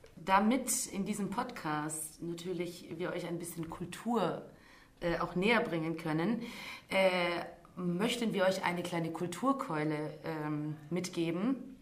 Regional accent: Deutschkreuz, Transylvania, Romania; also born or lived in near Stuttgart; now in Stuttgart, Germany; ich äh, stamme aus Deutschkreuz äh, in Siebenbürgen

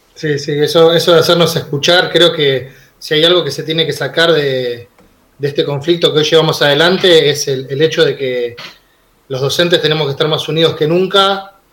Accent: Villa Jardín, Buenos Aires Province, Argentina; yo nací y me crié en una villa, en Villa Jardín. Eh, en una villa en el conurbano bonaerense

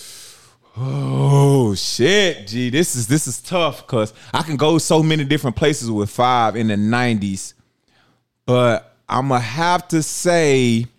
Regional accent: the South, United States; me growing up in the South

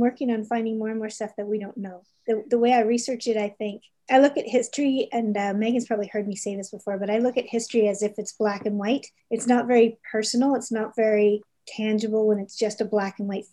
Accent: Toronto, Ontario, Canada; also born or lived in Calgary; now in Halifax, Canada; I grew up in Toronto

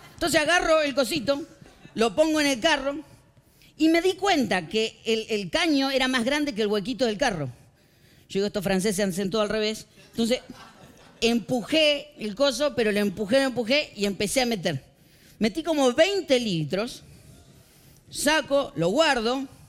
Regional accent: Argentina; moved away; Soy un argentino

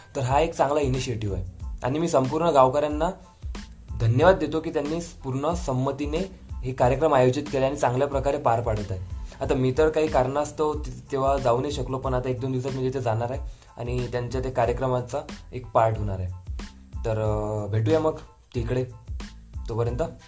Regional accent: Dombala, Maharashtra, India; now in Amravati, India; डोंबाळा माझं गाव आहे म्हणजे खेडेगाव तिथून मी आलेलो आहे आणि इथे सध्या शिकत आहे अमरावतीला

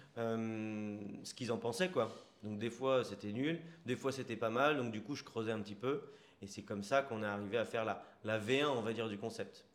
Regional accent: Sartrouville, Île-de-France, France; moved away as an adult; also born or lived in Bezons, Val-d'Oise; now in Bordeaux, France; Moi, à la base, je viens du 78, euh, dans les Yvelines. Je viens de Sartrouville. D'accord. ensuite, j'ai déménagé à 11 ans à Beson, dans le 95

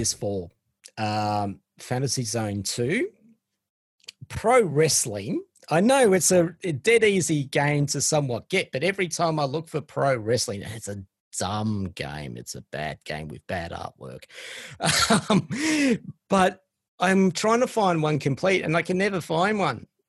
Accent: Australia; also born or lived in Sydney; us Aussies

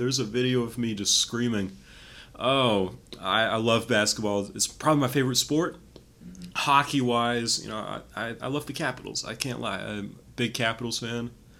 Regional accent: Cleveland, Ohio, United States; I'm from Cleveland, Ohio.

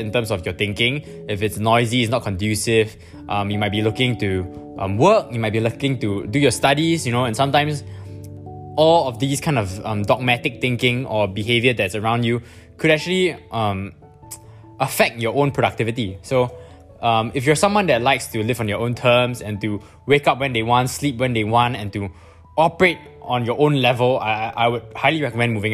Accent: Singapore; I'm from Singapore

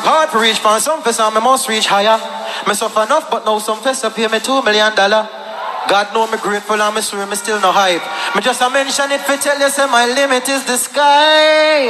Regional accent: Jamaica; I'm still Jamaican. I love my country

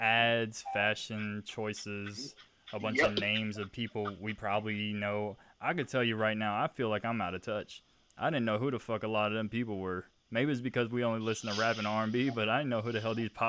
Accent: Virginia Beach, Virginia, United States

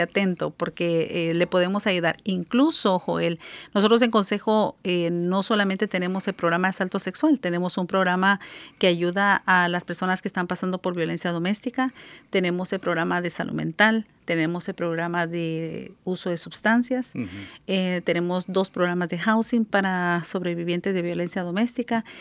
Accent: Guatemala; moved away as an adult; now in Seattle, United States; en mi país, soy de Guatemala

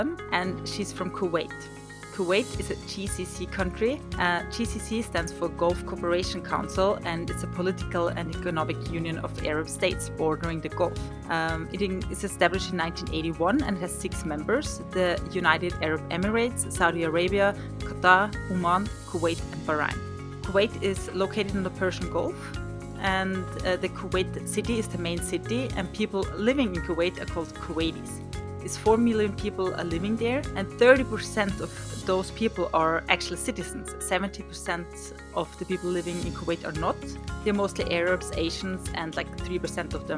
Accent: Austria; I come from Austria

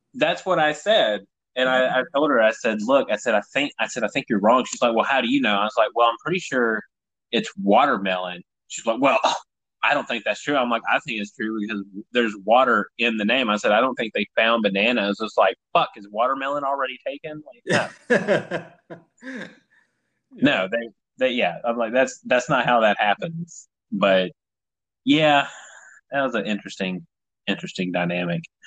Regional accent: Tennessee, United States; I'm from Tennessee

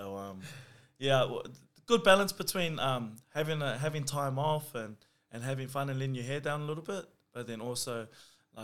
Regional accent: Auckland, New Zealand; now in Campbelltown, Australia; I was born in New Zealand. I grew up in West Auckland.

